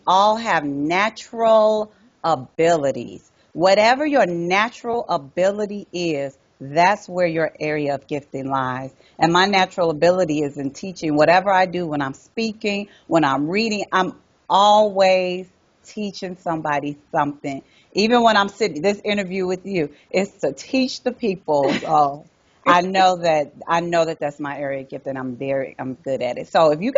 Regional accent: Chicago, Illinois, United States; now in North Carolina, United States; I'm from Chicago, yes. Proud. I have not even written on my bio that I am living in North Carolina because I'm Chi-Town

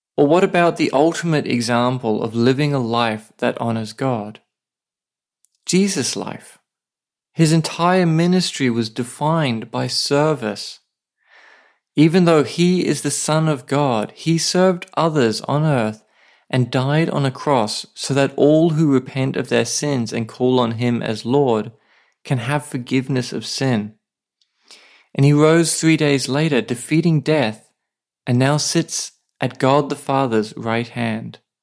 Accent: Australia; now in Saipan, Northern Mariana Islands

